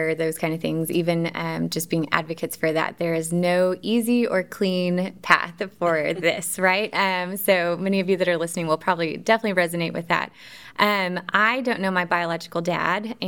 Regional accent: Dallas, Texas, United States; moved away as an adult; now in Central Arkansas, United States; I am originally from Dallas, Texas, born and raised kind of outside of Dallas

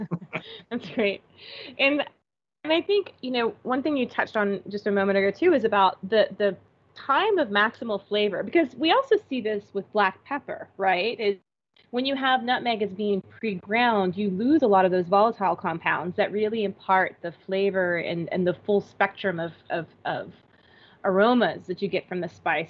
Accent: Florida, United States; growing up in Florida

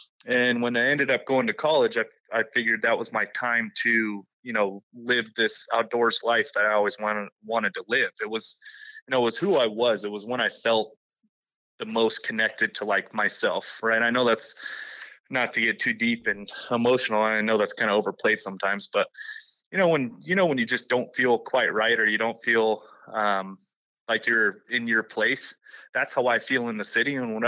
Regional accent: Las Vegas, Nevada, United States; I'm born and raised in Las Vegas, Nevada.

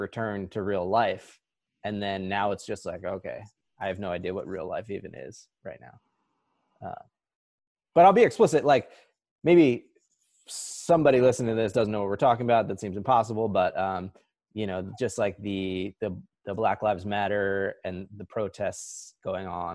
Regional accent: New Jersey, United States; moved away; also born or lived in Honesdale, Pennsylvania; here in Honesdale, Pennsylvania, which is not where we grew up in New Jersey

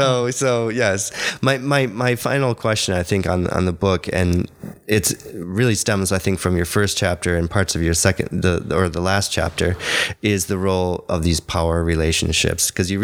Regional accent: Hungary; accent: Hungarian; My Hungarian accent.

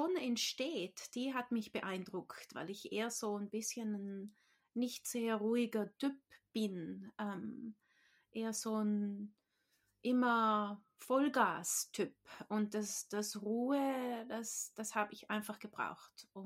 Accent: Trentino-Alto Adige, Italy; now in New Zealand; ich bin in Südtirol aufgewachsen, in Italien. Ähm, aber ich lebe jetzt schon seit mehr als 15 Jahren in Neuseeland. Deshalb kann ich nicht mehr so richtig gut Deutsch reden.

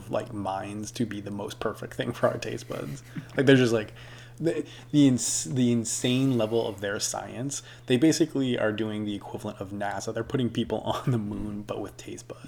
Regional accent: United States

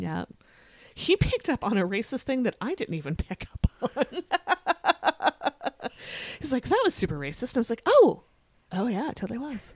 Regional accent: United States; I'm always keenly aware that I am an American

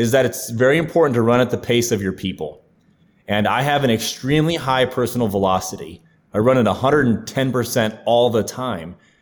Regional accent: Ohio, United States; moved away as an adult; also born or lived in Clemson, South Carolina / Charleston, South Carolina; now in Nashville, United States; my home state of Ohio

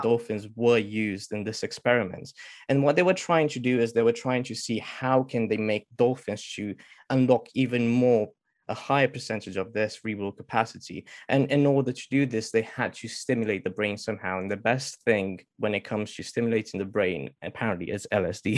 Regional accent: Romania; now in United Kingdom; originally I'm from Romania, but I've moved in the UK in the past 14 years

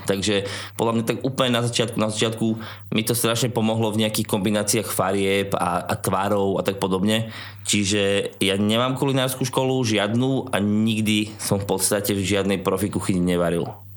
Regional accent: Poprad, Prešov Region, Slovakia; moved away as an adult; also born or lived in England; now in Trnava, Slovakia; keďže ja som pôvodom z Popradu, tak som šiel domov do Popradu

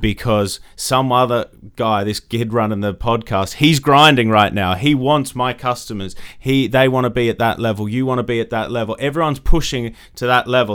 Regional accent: Australia; moved away; grew up in Australia, as you can probably tell from my accent

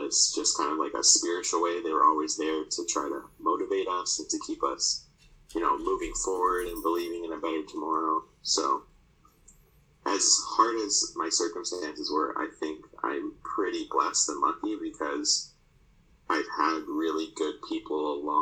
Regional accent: Toronto, Ontario, Canada; So I grew up in Toronto.

